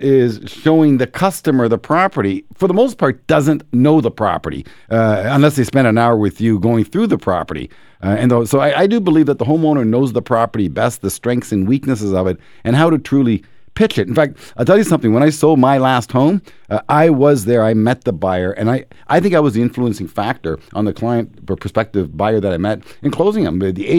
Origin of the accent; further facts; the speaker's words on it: Canada; As a Canadian, if you're afraid of risk, if you're afraid of the world coming to an end, buy the U.S. dollar.